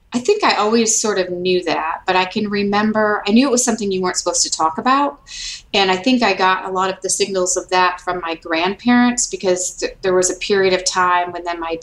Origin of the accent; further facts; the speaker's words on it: Detroit, Michigan, United States; moved away as an adult; also born or lived in New York City; now in Alabama, United States; I grew up in Detroit, and my parents are from Detroit